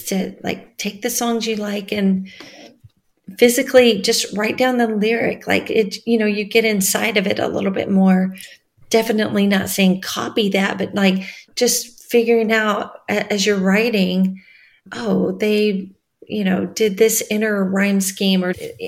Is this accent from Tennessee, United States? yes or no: yes; West Tennessee, United States; now in Nashville, United States; I just drove in my hometown